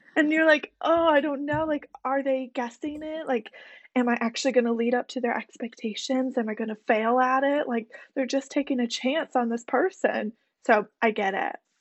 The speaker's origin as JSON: {"language": "English", "region": "Michigan", "country": "United States", "tie": "born or raised there", "also_born_or_lived": "Alabama", "moved": "as an adult", "lives_now": "New York City, United States", "said": "went to the University of Alabama after being born and bred in Michigan"}